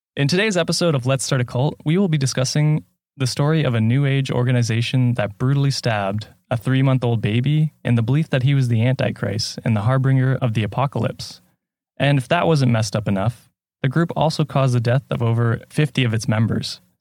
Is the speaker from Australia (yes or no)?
no; Canada; I'm from Canada